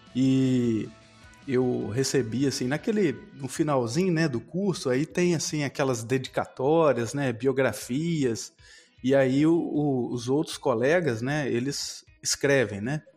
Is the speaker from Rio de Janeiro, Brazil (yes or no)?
no; Guaçuí, Espírito Santo, Brazil; moved away as an adult; also born or lived in Viçosa, Minas Gerais; a minha cidade natal é Guaçuí, no